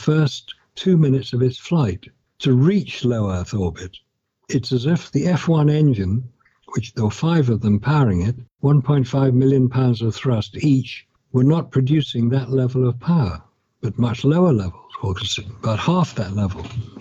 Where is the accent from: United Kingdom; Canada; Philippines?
United Kingdom; I'm British. I've lived in Britain